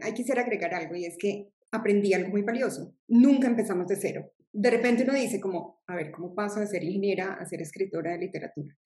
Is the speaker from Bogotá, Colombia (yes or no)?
no; Medellín, Antioquia, Colombia; soy de Colombia, de una región de Colombia que es Medellín